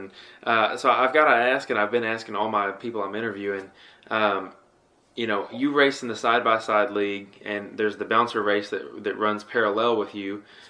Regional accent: Tennessee, United States; I'm from Tennessee and actually haven't made it down to the Alabama area to ride

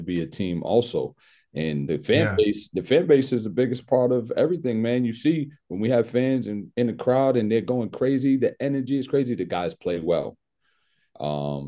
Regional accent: New Bedford, Massachusetts, United States; also born or lived in Worcester, Massachusetts; I grew up in New Bedford, Massachusetts

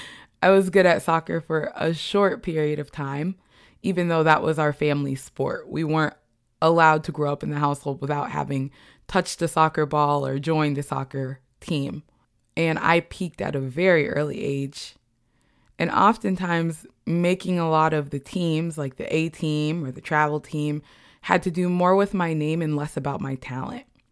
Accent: Bloomington, Indiana, United States; I grew up in Bloomington, Indiana, a college town that was predominantly white as well

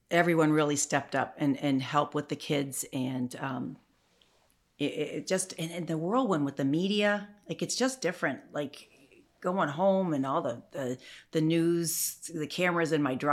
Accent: Canada; also born or lived in Chicago; I'm a Canadian

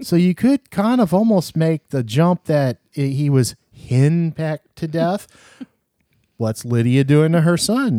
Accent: the South, United States; I'm from the South

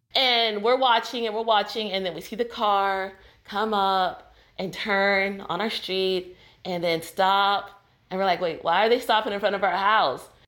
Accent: California, United States; moved away as an adult; now in Tarrant County, Texas, United States; I'm from California

